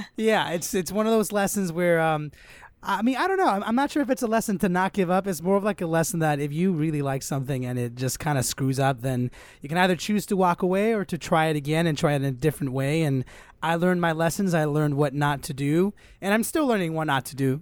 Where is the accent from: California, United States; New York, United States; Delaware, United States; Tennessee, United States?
California, United States; Los Angeles; I grew up here in Los Angeles, born and raised